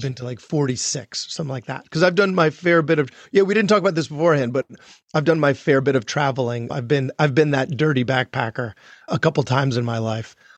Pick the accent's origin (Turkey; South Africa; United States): United States; Long Island, New York; I grew up on Long Island and never expected to be back there, but, but here I am